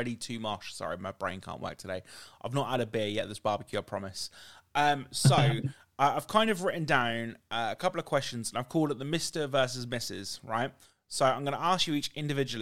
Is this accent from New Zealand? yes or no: no; United Kingdom; how we talk as British people